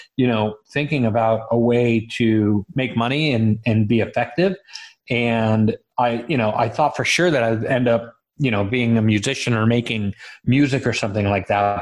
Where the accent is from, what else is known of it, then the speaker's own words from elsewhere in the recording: Los Angeles, California, United States; also born or lived in Israel; I was born in Israel um, and raised in Los Angeles